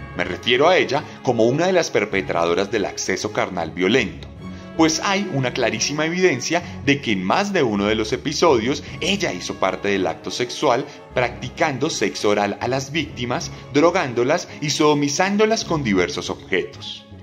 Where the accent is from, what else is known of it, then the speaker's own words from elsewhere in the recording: Colombia; en Colombia nos encontramos